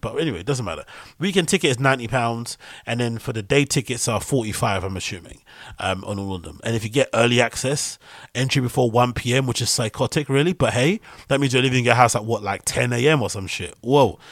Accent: United Kingdom

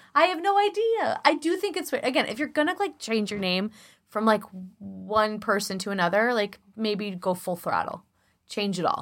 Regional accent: Chicago, Illinois, United States; accent: Chicago; my Chicago accent, the more I drink, the more Chicago comes out

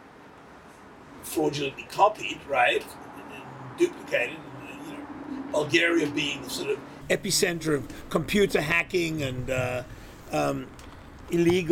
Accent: South Africa; moved away as an adult; also born or lived in New York, United States; now in Venice, United States; I grew up in South Africa

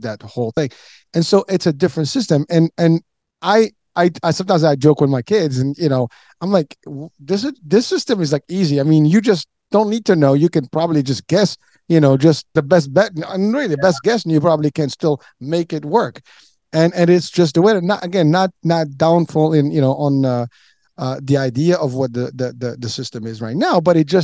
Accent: Morocco; moved away; I'm from Morocco

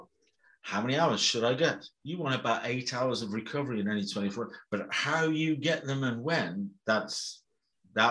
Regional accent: Birmingham, West Midlands, United Kingdom; I was brought up in Birmingham and the West Midlands in the UK

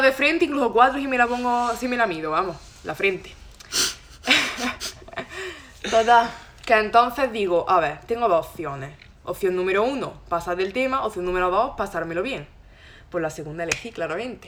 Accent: Loja, Andalusia, Spain; moved away as an adult; now in Granada, Spain; soy de Loja. Ahora he venido aquí a Granada a estudiar

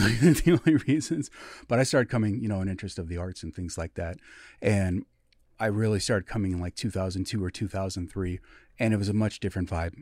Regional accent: Everett, Washington, United States; born or raised there; also born or lived in Midwest

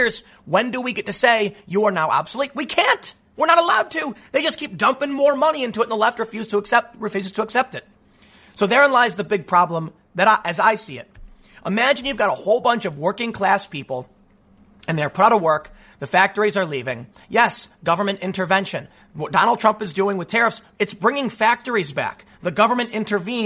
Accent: United States; growing up on the South Side

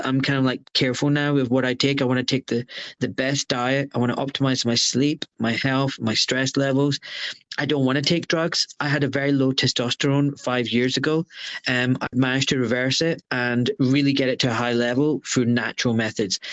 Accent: Glasgow, Scotland, United Kingdom; now in Buckinghamshire, United Kingdom; I was born in Scotland

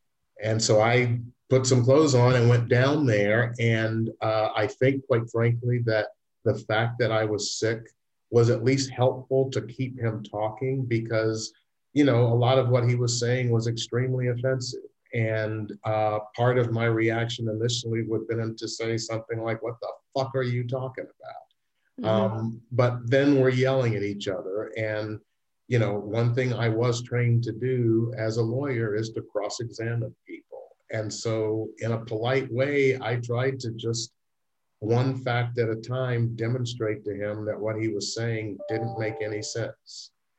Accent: Southern US, United States; But, you know, I was raised in the South.

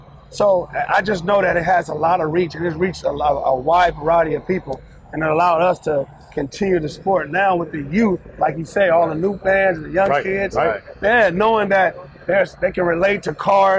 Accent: California, United States; we are from California.

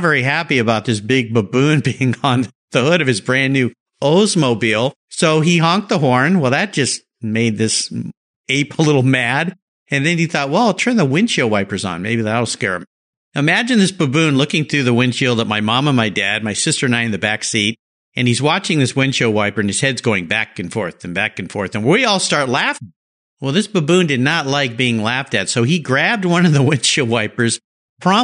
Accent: Southern California, United States; When I was a kid, I grew up in Southern California

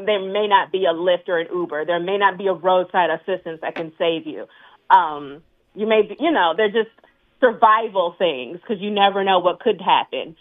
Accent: the South, United States; I'm from the South

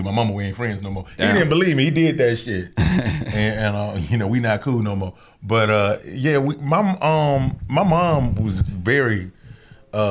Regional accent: Atlanta, Georgia, United States; I'm from Atlanta too

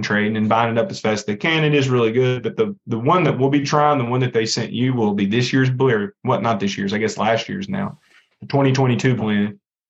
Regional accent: Lawrenceburg, Kentucky, United States; I'm from Lawrenceburg. That's the city where I'm from. And it is the county seat in Anderson County.

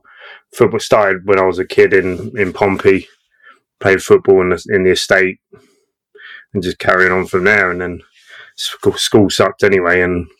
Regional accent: Australia; also born or lived in Portsmouth; And then I grew up in Australia, and it was like complete contrast.

